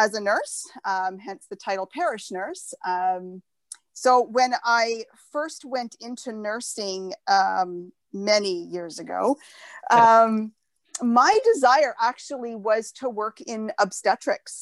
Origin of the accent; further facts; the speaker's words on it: just outside of Sudbury, Ontario, Canada; now in Cambridge, Canada; I grew up actually just outside of Sudbury up north.